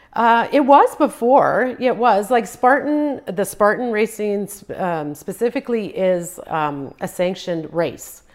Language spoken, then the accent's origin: English; Prince George, British Columbia, Canada; first language Croatian; English is a second language; also born or lived in Croatia; just a year old when I came here